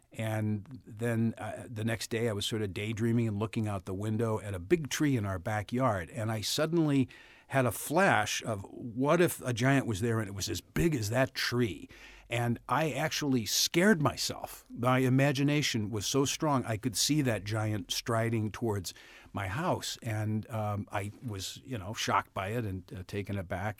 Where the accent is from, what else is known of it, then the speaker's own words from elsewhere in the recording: St. Louis, Missouri, United States; accent: Saint Louis; moved away; I'm from the Midwest. I'm from Saint Louis